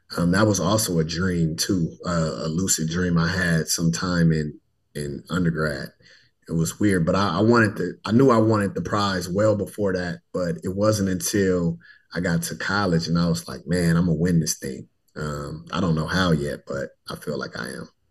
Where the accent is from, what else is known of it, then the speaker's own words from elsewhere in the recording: Richmond, California, United States; moved away as an adult; also born or lived in Fresno, California / Tuskegee, Alabama; I hail from Richmond, California, born and raised in the heart of the San Francisco Bay Area